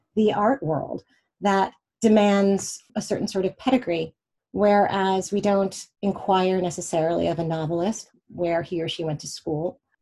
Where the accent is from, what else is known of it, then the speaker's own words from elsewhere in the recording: Pittsburgh, Pennsylvania, United States; also born or lived in Indianapolis, Indiana / Sewickley, Pennsylvania; I grew up in Pennsylvania, in Pittsburgh and right outside of Pittsburgh, Pennsylvania, in Sewickley, and also in Indianapolis, Indiana